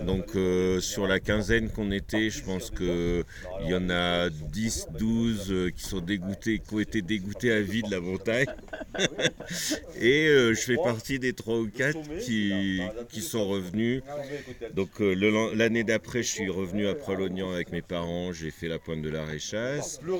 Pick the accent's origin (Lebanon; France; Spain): France; Montpellier, Occitania; je viens de Montpellier avec mon association On dirait le Sud.